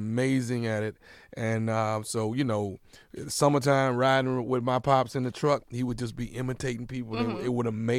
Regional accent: Houston, Texas, United States; Okay. Well, I grew up in Houston, Texas.

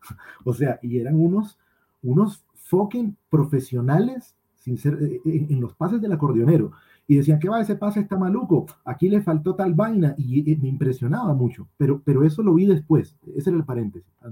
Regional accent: Bucaramanga, Santander, Colombia; also born or lived in La Guajira; Yo nací en Bucaramanga. Nací en Bucaramanga, mi, mi papá es santanderiano

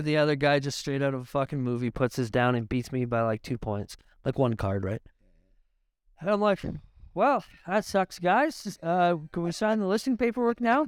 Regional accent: Niagara, Ontario, Canada; I'm from Niagara. I'm from wine country.

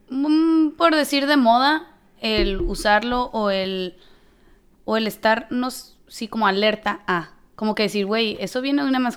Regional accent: Mexico; moved away; creciendo en México

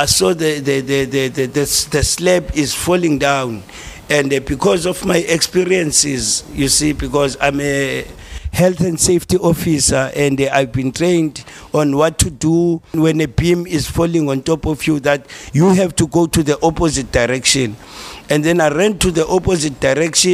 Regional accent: South Africa; I'm coming from South Africa.

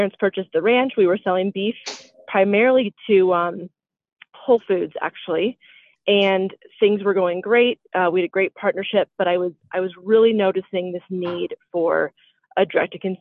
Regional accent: Colorado, United States; also born or lived in Connecticut; I grew up in Colorado with horses

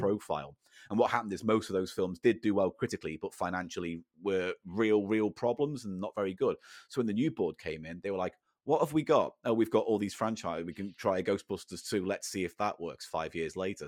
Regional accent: the Wirral, North West England, United Kingdom; where I grew up in the Wirral

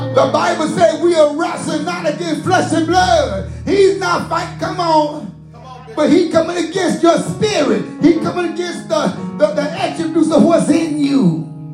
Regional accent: the South, United States; I'm from the South.

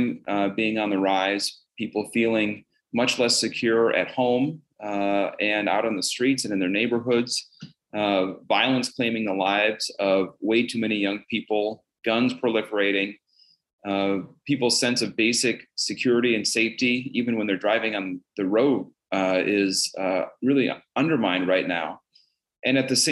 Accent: Bemidji, Minnesota, United States; moved away as an adult; now in Golden Valley, United States; I was born and raised in Bemidji.

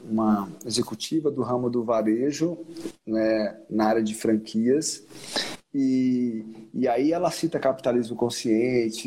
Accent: Sergipe, Brazil; meu estado natal, que é Sergipe, apesar desse branco ar-condicionado, sou sergipano

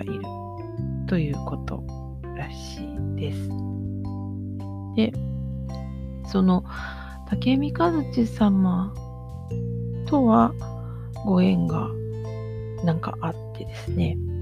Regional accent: Osaka, Japan; now in Nara, Japan; 私大阪で生まれて今奈良に住んでいるんですね。

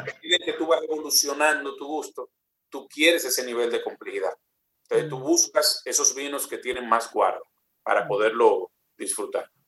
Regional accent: Dominican Republic

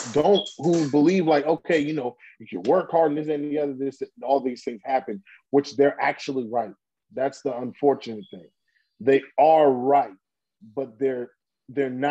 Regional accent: New York City, New York, United States; we grew up in Brooklyn, New York, in an area called Crown Heights

